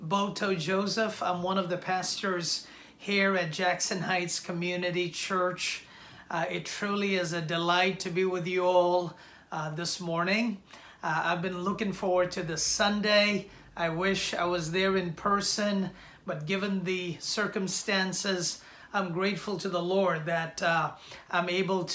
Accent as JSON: {"language": "English", "country": "India", "tie": "born or raised there", "moved": "as an adult", "lives_now": "New York City, United States", "said": "I was born and raised in India the first 20 years of my life"}